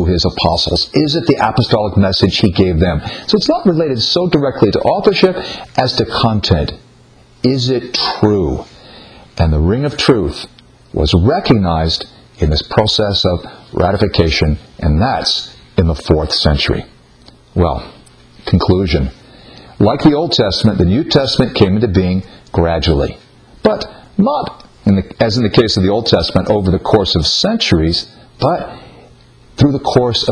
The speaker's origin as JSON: {"language": "English", "country": "United States", "said": "I'm from the United States."}